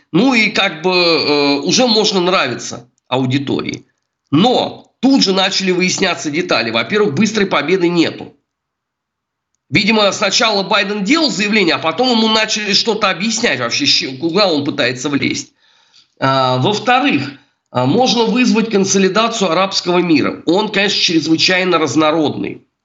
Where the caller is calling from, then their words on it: Saint Petersburg, Russia; Я вам звоню из Санкт-Петербурга, у меня в голове утро.